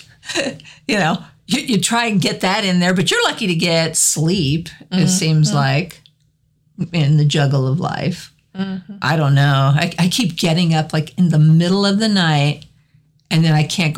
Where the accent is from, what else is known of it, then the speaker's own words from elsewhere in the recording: Cheyenne, Wyoming, United States; I grew up in Cheyenne, so we had Frontier Days every year